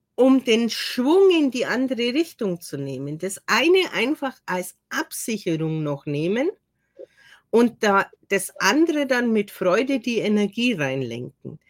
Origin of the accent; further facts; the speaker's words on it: Germany; bin zwar eine gebürtige Deutsche